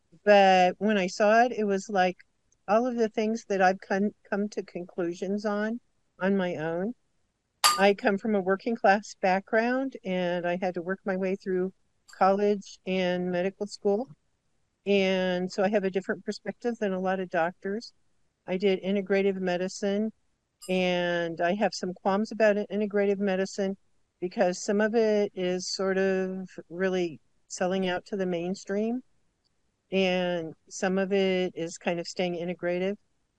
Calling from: South Dakota, United States; I'm in South Dakota.

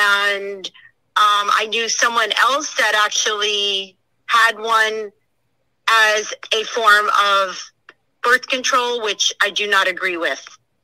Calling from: Imperial Beach, California, United States; I'm calling from Imperial Beach, California

